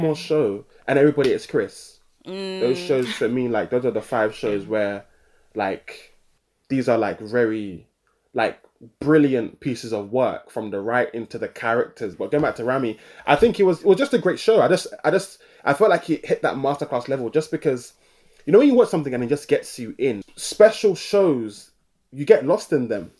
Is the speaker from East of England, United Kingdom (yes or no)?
no; London, United Kingdom; growing up in London, my parents migrating over here